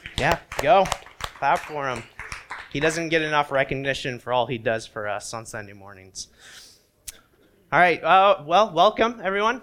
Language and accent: English; Indiana, United States; moved away; when I was growing up in Indiana